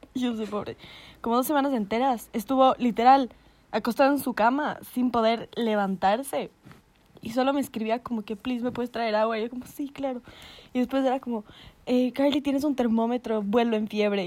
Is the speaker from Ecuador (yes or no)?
yes; Ecuador; yo soy una mamacita ecuatoriana